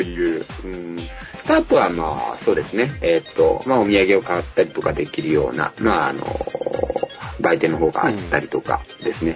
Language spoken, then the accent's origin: Japanese; Fukuoka, Japan; 私、あの、福岡の出身で